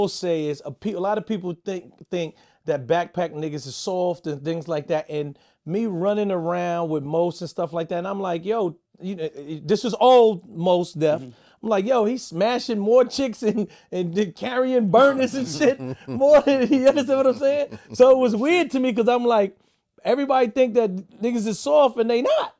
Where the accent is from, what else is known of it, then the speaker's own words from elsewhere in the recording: New York City, New York, United States; I had it in Buffalo because I'm from New York City.